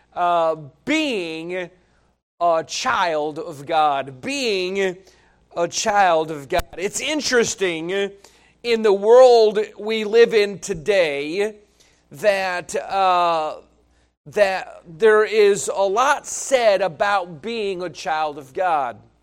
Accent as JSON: {"language": "English", "area": "northeast of Albany", "region": "New York", "country": "United States", "said": "the little towns that I'm from and so I always, I always reference Albany. So we're Two hours, forty-five minutes northeast of Albany"}